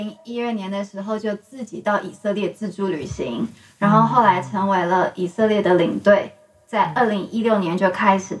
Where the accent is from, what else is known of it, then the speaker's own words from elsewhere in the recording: Taiwan; 一般来说，我们台湾人听到普洱节，会先想到很好喝的。